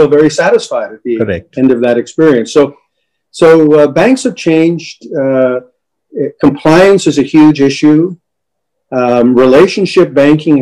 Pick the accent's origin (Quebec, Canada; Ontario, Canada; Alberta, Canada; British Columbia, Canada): Quebec, Canada; Montreal; I was born and raised in Montreal